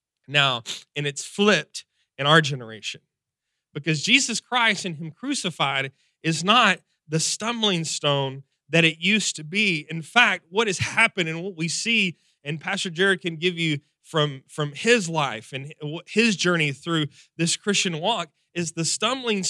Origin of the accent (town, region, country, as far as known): Texas, United States